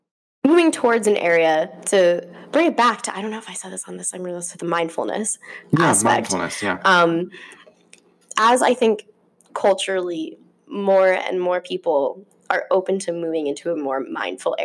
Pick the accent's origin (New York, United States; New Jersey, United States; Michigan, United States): New Jersey, United States; Vernon; I'm from a very like mountainy, woodsy town. So mm-hmm. all you did was go outside. Like we were a resort town. I'm from Vernon, New Jersey